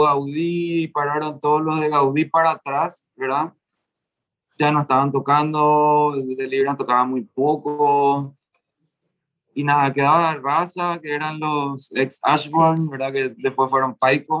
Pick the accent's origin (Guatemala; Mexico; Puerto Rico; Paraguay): Paraguay; Asunción; somos de Asunción